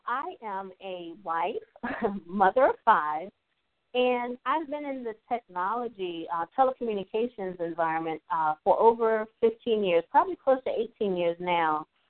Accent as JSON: {"language": "English", "region": "Eastern Shore of Maryland", "country": "United States", "tie": "born or raised there", "said": "I'm also from the Eastern Shore of Maryland, and I remember growing up in an underserved area."}